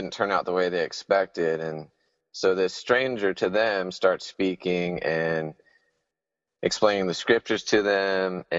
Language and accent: English; Huntsville, Alabama, United States; moved away as an adult; now in Sewanee, United States; I'm from Huntsville, Alabama